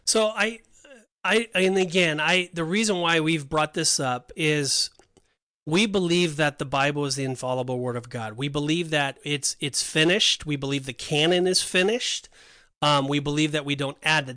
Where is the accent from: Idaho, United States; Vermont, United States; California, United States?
California, United States; Laguna Beach; I grew up in Laguna Beach